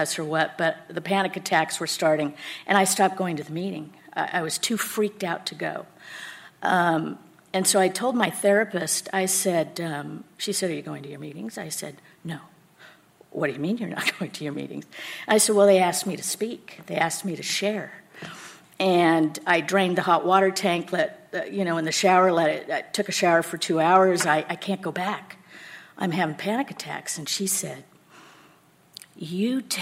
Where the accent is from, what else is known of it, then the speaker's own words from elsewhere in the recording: El Cerrito, California, United States; also born or lived in Martinez, California; I was scooped up out of foster care in the city of El Cerrito